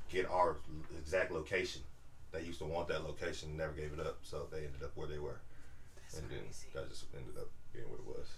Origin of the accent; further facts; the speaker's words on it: California, United States; now in Atlanta, United States; We're all from California